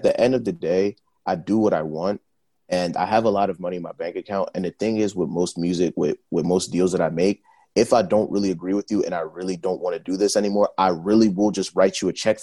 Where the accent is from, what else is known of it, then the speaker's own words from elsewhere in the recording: Nigeria; I'm Nigerian.